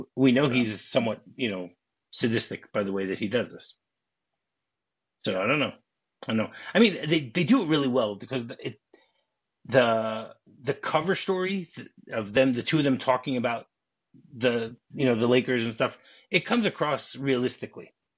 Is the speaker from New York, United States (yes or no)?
no; Detroit, Michigan, United States; I grew up in Detroit